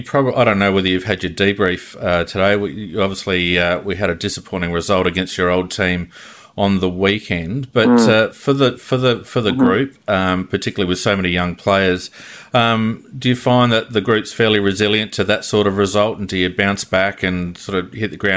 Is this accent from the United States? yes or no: no; Adelaide, South Australia, Australia; growing up in Adelaide, you'd know how rabid the Adelaide supporter base is